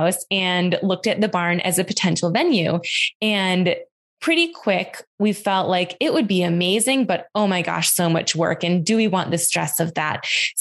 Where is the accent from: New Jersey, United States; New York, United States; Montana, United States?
New York, United States; Western; I grew up in Western New York on a farm.